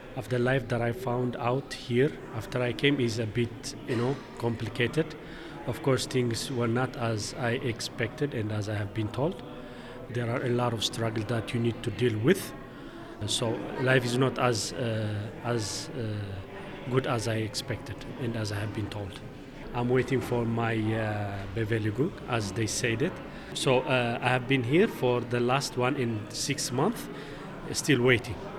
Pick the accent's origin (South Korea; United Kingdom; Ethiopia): Ethiopia; Tigray; moved away as an adult; now in Switzerland; came from Tigray. my life back home was very nice.